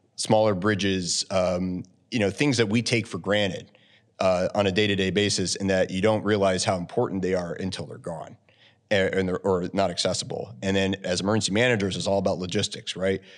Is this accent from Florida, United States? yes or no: no; Wellsboro, Pennsylvania, United States; also born or lived in Lock Haven, Pennsylvania; I grew up in Wellsboro, Pennsylvania, uh, up in the Tioga County